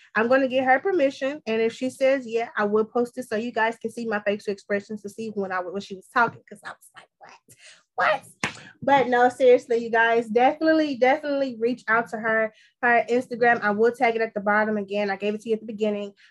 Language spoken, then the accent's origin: English; Texas, United States; I'm from Texas. I'm from the South South